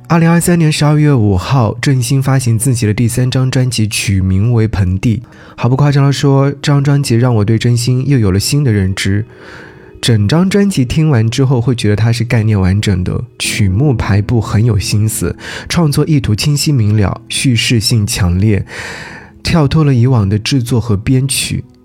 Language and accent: Chinese; Jiangsu, China; also born or lived in Nanjing; 作为江苏人